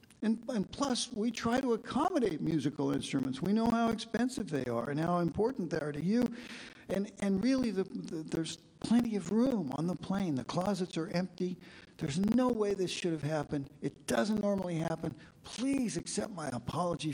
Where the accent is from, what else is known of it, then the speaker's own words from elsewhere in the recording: Kansas, United States; I'm from Kansas.